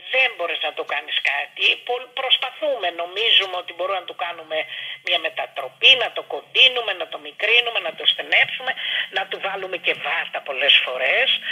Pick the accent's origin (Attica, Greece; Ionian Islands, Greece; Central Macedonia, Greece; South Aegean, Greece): Attica, Greece; Athens; γεννήθηκα στο Παγκράτη.